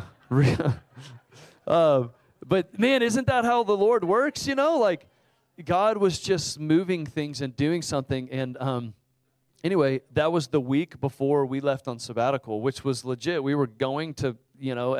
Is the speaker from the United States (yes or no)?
yes; Houston, Texas, United States; now in Austin, United States; I grew up in Houston